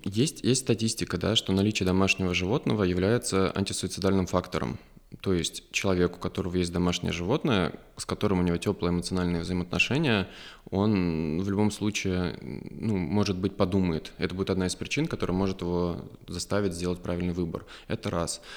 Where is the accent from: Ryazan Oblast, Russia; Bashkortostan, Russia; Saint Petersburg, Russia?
Ryazan Oblast, Russia; Ryazan; also born or lived in Moscow / Germany; now in Lyubertsy, Russia; я из Рязани, у нас там лужа и грибы с глазами, вот, но а, опять же, я очень люблю свой родной город